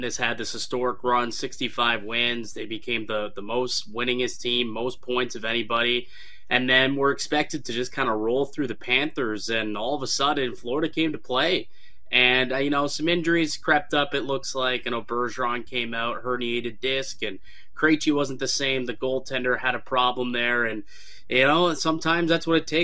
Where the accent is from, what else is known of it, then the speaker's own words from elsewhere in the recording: Toronto, Ontario, Canada; I'm from Toronto.